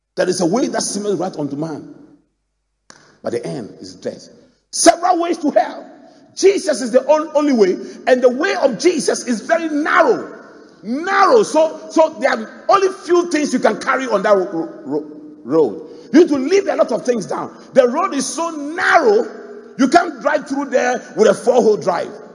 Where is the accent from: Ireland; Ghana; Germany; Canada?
Ghana; Mampong; my hometown, Mampong